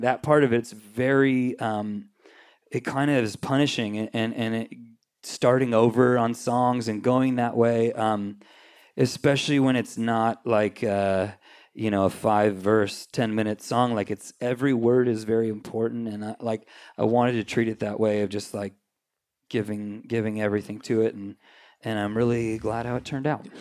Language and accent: English; Anaheim, California, United States; also born or lived in Corona / Redondo Beach / Whittier / Long Beach; I grew up in Anaheim